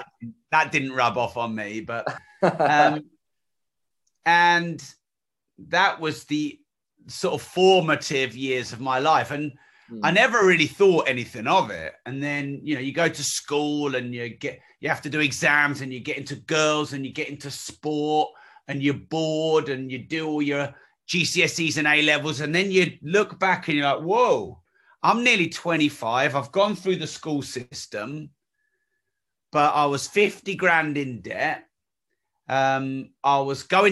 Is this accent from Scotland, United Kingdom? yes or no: no; East Anglia, Cambridgeshire, East of England, United Kingdom; I was raised around East Anglia, Cambridgeshire kind of area.